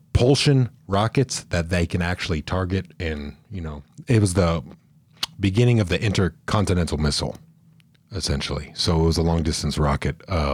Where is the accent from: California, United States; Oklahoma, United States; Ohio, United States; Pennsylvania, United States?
California, United States; the Bay Area; I'm from California, but if I didn't tell you I was from the Bay